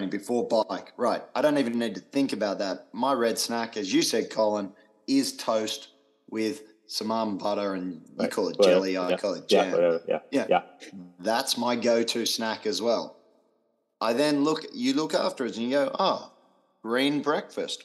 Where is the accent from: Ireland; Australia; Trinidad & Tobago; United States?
Australia; being Australian, I am very blunt